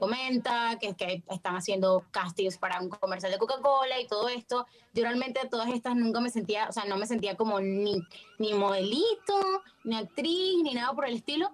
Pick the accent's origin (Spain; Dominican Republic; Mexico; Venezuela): Venezuela; moved away as an adult; now in Buenos Aires, Argentina; yo vivo en Argentina, vivo en Buenos Aires desde hace cuatro años, pero soy de Venezuela, por si no lo notaron por mi acento